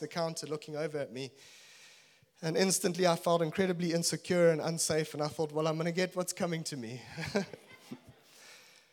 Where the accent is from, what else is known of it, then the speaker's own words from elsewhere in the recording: Zimbabwe; moved away; also born or lived in Natal, South Africa / Cape Town, South Africa; I'm originally from Zimbabwe